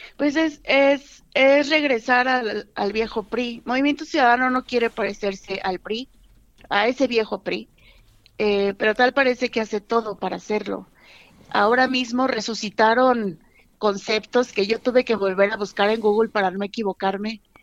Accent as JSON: {"language": "Spanish", "region": "Nuevo León", "country": "Mexico", "said": "representar a Nuevo León, mi estado"}